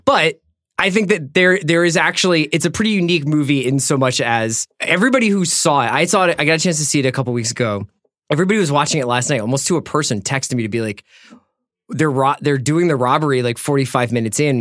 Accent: Philadelphia, Pennsylvania, United States; Philly where Andy and I grew up

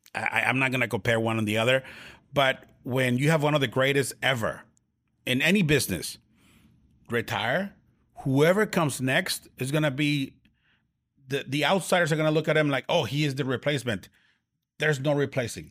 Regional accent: Tijuana, Baja California, Mexico; in my hometown, in my hometown in Tijuana, Mexico

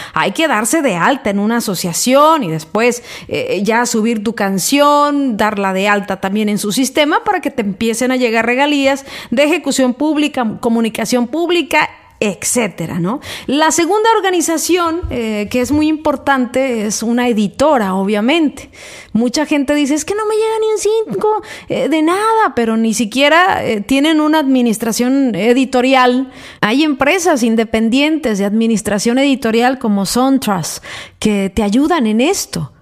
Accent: Mexico; soy mexicana

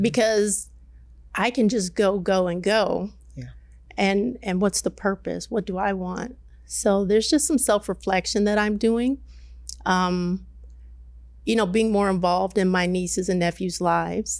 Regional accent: Detroit, Michigan, United States; also born or lived in Midwest; I grew up in Detroit. I moved around the Midwest

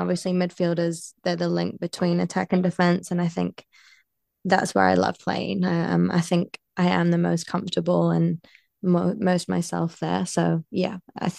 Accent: Bolton, North West England, United Kingdom; now in New Zealand; I was born in Bolton

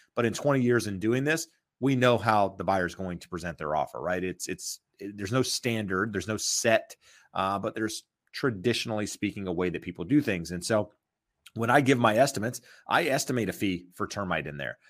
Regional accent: North Carolina, United States; now in Southern California, United States; when I grew up in North Carolina

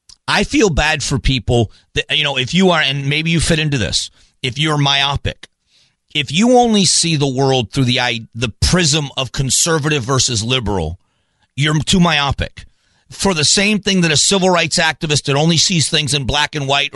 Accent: Fort Myers, Florida, United States; I grew up in the South. I'm broadcasting from my hometown. I'm in Fort Myers, Florida.

